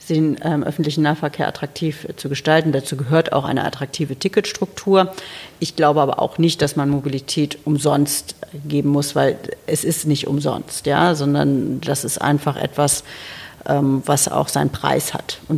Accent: Berlin, Germany; dass man zum Beispiel als Berlinerin vielleicht auch mit dem ICE nach Hamburg fahren konnte

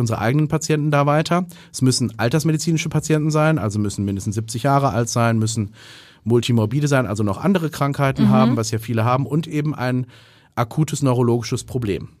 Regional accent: North Rhine-Westphalia, Germany; moved away as an adult; also born or lived in Heidelberg / Erlangen / Oxford; now in Hamburg, Germany; bin ich aus Westfalen

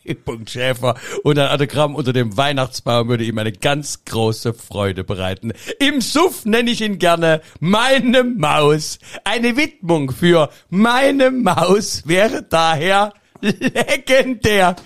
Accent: Saxony, Germany; accent: Sächsisch (Saxon); das Sächsische von mir

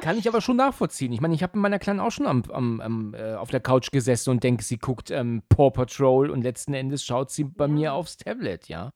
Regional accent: Husum, Schleswig-Holstein, Germany; moved away; Ich komme ja ursprünglich aus Husum

